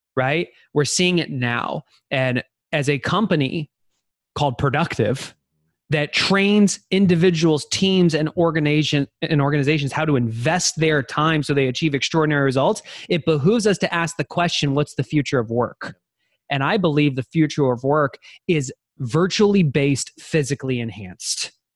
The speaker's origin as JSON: {"language": "English", "town": "Denver", "region": "Colorado", "country": "United States", "tie": "born or raised there", "moved": "yes", "lives_now": "Austin, United States", "said": "I was born in Denver and, uh, grew up going to the mountains with my family"}